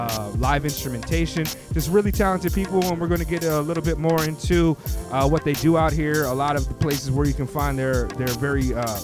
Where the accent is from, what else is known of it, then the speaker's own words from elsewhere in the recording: West Coast, United States; I had a hard time growing up in the West Coast with that affection.